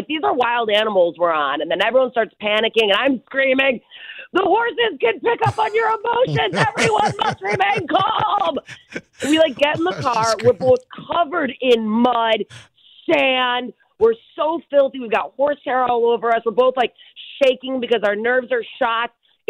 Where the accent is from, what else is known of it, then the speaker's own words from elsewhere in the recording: Barrington, United States; I have, too, my whole life growing up in Barrington. I'm fairly familiar with horseback riding.